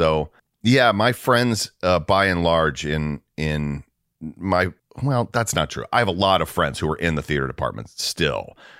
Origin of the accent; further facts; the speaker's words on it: the South, United States; And I'm from the South, so like